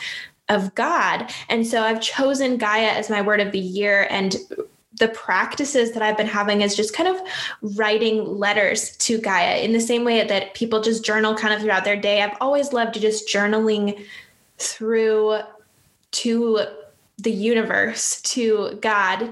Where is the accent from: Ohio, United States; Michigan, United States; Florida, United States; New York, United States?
Michigan, United States; Upper Peninsula of; I'm actually from the Upper Peninsula of Michigan. So not the mitten part, but the part above that. And I'm from the middle of nowhere, grew up in the woods